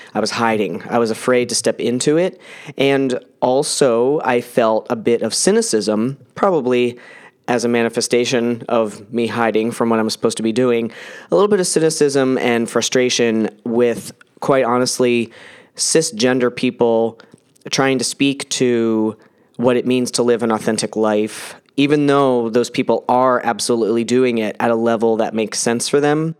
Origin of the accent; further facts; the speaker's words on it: New Jersey, United States; I was born in New Jersey in nineteen seventy-eight